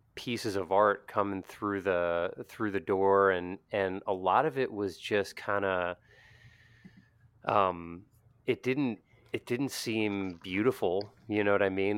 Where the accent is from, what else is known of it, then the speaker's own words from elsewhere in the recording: Pennsylvania, United States; also born or lived in Bethlehem, Pennsylvania; growing up in the Pennsylvania Dutch community